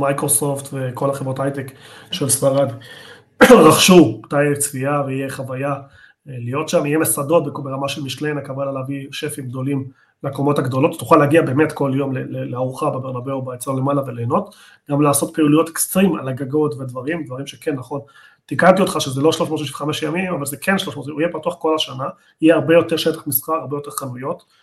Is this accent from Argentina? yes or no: yes; Argentina; אני ארגנטינאי